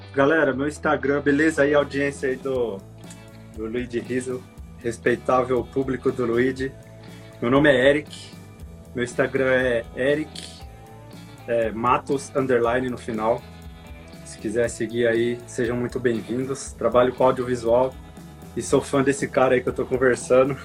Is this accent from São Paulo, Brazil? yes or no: yes; Indaiatuba, São Paulo, Brazil; moved away as an adult; now in California, United States; eu sou de São Paulo, nasci em São Paulo, na capital, na Zona Sul. E aí, com cinco anos, eu me mudei pro interior. Meus pais se mudaram, né, pro interior, ali pra Indaiatuba, 100 quilômetros de São Paulo, pertinho. E eu cresci lá